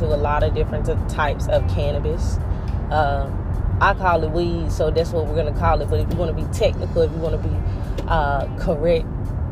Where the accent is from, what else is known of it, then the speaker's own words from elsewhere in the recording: North Carolina, United States; now in Florida, United States; Right now, I'm in Florida. I told you guys I'm from North Carolina.